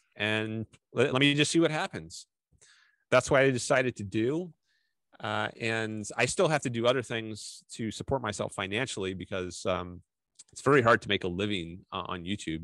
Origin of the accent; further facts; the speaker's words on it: Fairfax County, Northern Virginia, United States; moved away as an adult; now in Southern California, United States; I was from Northern Virginia, pretty close to Washington D.C. So I could drive to Washington D.C. in like 20 minutes from where I grew up. So I was in Fairfax County